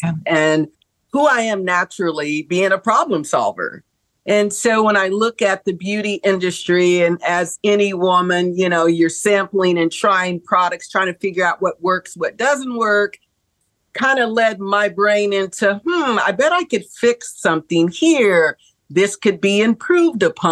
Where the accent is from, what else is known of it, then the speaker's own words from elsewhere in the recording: Midwest, United States; I grew up in the Midwest, and so very conservative